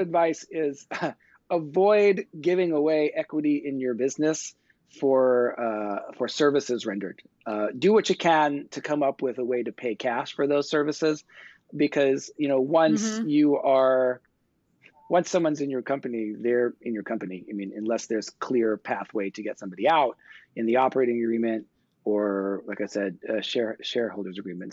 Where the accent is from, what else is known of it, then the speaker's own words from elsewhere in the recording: New York, United States; I grew up in New York